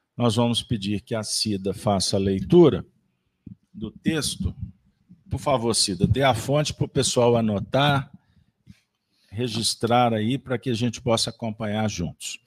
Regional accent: Minas Gerais, Brazil; como um bom mineiro

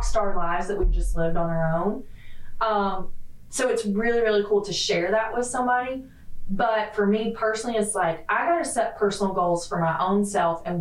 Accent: the South, United States; moved away as an adult; I'm from the South

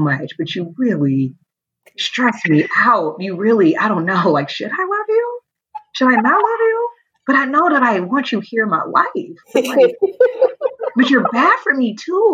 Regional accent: Oakland, California, United States; I'm from Oakland, which is a part of the Bay Area, California

